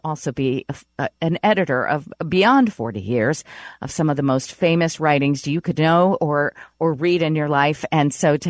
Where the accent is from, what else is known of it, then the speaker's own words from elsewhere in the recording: Elkhart, Indiana, United States; moved away as an adult; also born or lived in New York; I would stop living after 41 years in New York and pick up my bags and move back to my hometown of, you know, Northern Indiana, Elkhart, Indiana, to live closer to my parents.